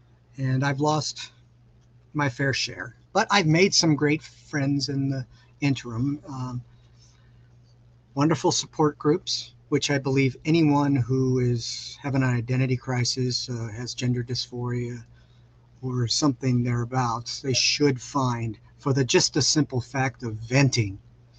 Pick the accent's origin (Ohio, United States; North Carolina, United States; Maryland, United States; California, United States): California, United States; Los Angeles; now in Kansas City, United States; Well, I currently live in Kansas City. I am originally from Los Angeles. I am a California native.